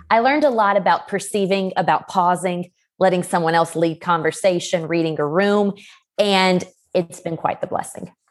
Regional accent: LaGrange, Georgia, United States; now in Colorado Springs, United States; I am from LaGrange, Georgia, which is a small town just sixty miles south of Atlanta, but right now I am living in the Colorado Springs area

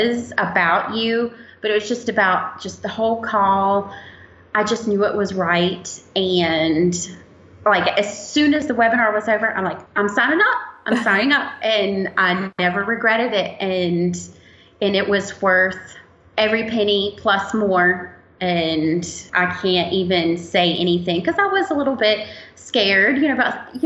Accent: Roanoke, Virginia, United States; I'm from Roanoke, Virginia

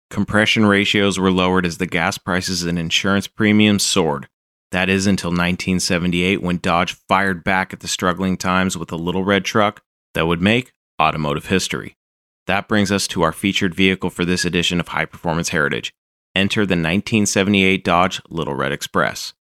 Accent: Calgary, Alberta, Canada; The original owner purchased it new in 1965 in my hometown of Calgary.

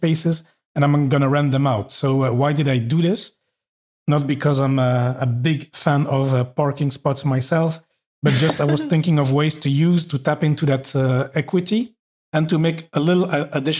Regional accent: Belgium; moved away as an adult; also born or lived in Norway / Paris, France; now in Luxembourg; I'm from Belgium

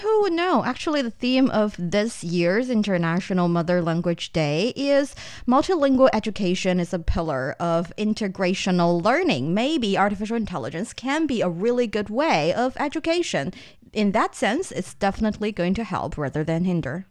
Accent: northern China, China; first language Mandarin; English is a second language; I grew up in the north part of the country

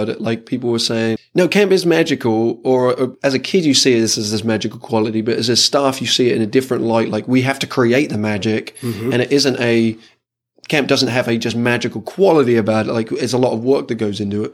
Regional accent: England, United Kingdom; I'm like from England, like the stiff upper lip kind of like stuff for the mindset

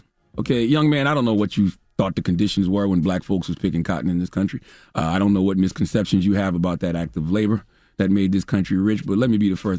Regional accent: Mount Corner, South Carolina, United States; I grew up in Mount Corner, South Carolina. I ain't had no damn money.

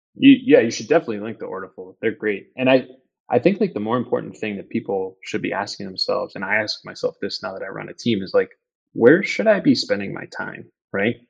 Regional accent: McFarland, Wisconsin, United States; also born or lived in Madison, Wisconsin; now in Chicago, United States; I was born in Madison, grew up in a little town called McFarland, just outside of Madison.

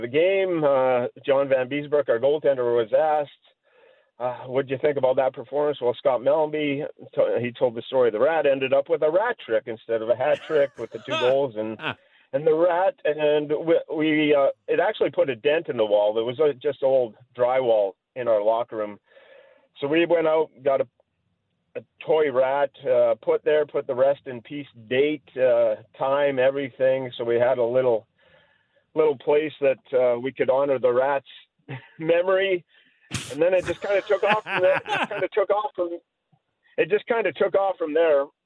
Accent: Fernie, British Columbia, Canada; moved away; also born or lived in Calgary, Alberta / Miami, Florida; grew up in Fernie, British Columbia, just across the border there

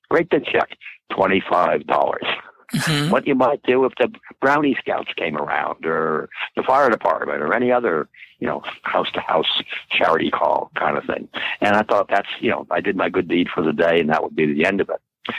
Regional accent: New York City, New York, United States; moved away as an adult; also born or lived in New Jersey / Florida; I'm from Long Island, Manhattan, in New York City and New Jersey, and grew up there and went to school there, Yale University.

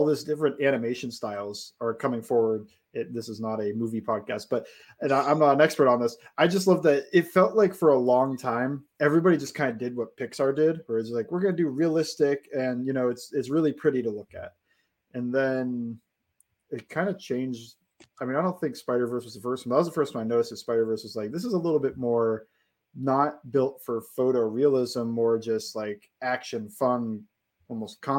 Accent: United States; I grew up in Brown Steelers territory

